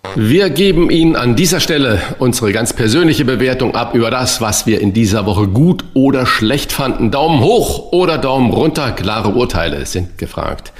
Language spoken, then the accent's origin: German; Saarland, Germany; Er ist gebürtiger Saarländer wie ich